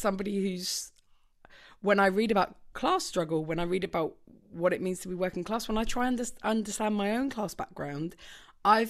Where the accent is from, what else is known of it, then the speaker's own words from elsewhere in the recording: Orpington, London, United Kingdom; I'm from Orpington